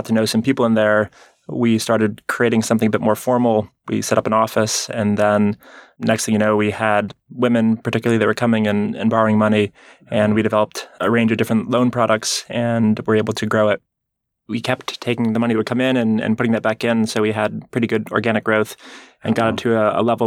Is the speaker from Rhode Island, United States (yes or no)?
yes; Rhode Island, United States; I grew up in Rhode Island in the Northeast